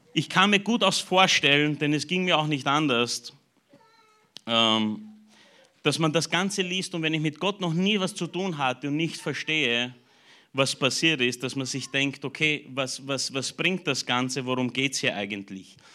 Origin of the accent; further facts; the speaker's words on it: Burgenland, Austria; mich als Burgenländer